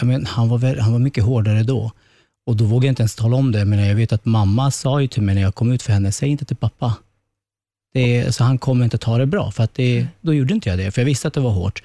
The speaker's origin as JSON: {"language": "Swedish", "country": "Sweden", "tie": "born or raised there", "said": "Sverige som är ett fantastiskt land där jag är född"}